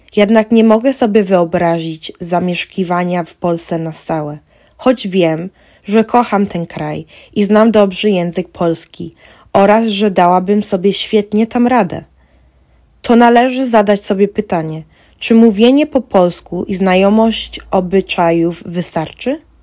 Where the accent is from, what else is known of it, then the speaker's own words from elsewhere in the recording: Ireland; Urodziłam się w Irlandii. Tu mam koleżanki, szkołę i cały mój świat